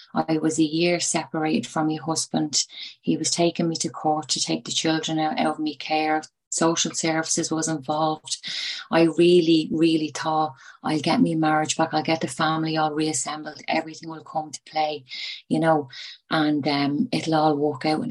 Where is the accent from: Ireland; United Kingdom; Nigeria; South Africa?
Ireland; Dublin, Leinster; now in Tipperary, Ireland; I am from Dublin, but I live in Tipperary.